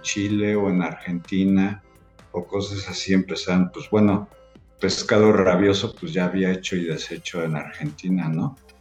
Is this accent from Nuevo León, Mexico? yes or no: no; Mexico City, Mexico; moved away as an adult; now in Querétaro, Mexico; yo soy de la Ciudad de México. Este, tengo cinco años aquí.